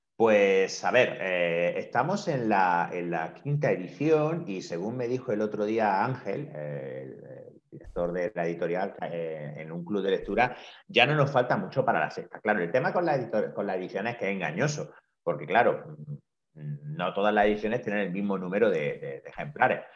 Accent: Granada, Andalusia, Spain; moved away as an adult; also born or lived in Madrid; now in Barcelona, Spain; comencé a trabajar inmediatamente en eh, una consulta en mi ciudad natal, en Granada

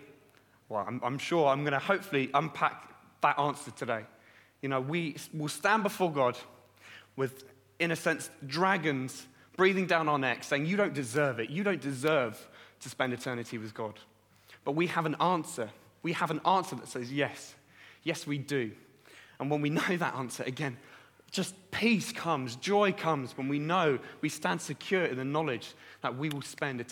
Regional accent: Brighton, South East England, United Kingdom; moved away; I'm from Brighton originally, down south in Brighton.

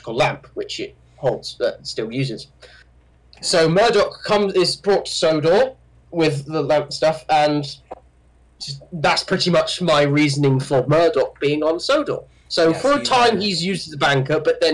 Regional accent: United Kingdom; I am British.

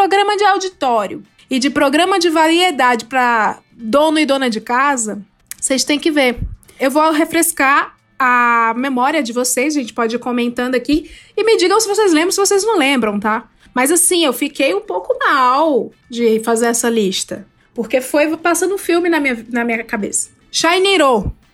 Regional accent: Ceará, Brazil; moved away; eu sou do Ceará, e lá no Ceará a gente tem um, um, um outro estilo de vida.

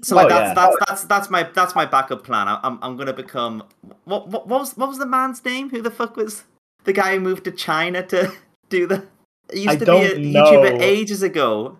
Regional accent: United Kingdom; also born or lived in France / Serbia; So you can literally strip my British nationality away from me at any moment.

